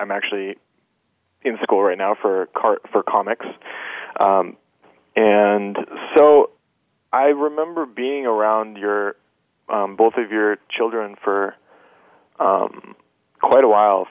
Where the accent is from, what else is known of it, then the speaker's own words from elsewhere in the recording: Fairfield, Iowa, United States; I grew up in Fairfield, Iowa, which is a spiritual community in the southeast Iowa area. It's about 10,000 people, half of whom meditate